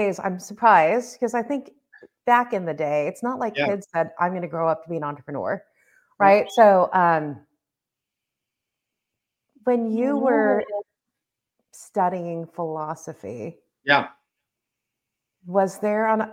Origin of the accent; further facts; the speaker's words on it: Los Angeles, California, United States; growing up in Southern California and being first generation